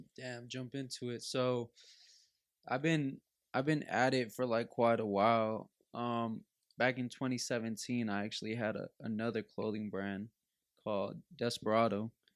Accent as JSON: {"language": "English", "town": "Los Angeles", "region": "California", "country": "United States", "tie": "born or raised there", "said": "growing up in Los Angeles"}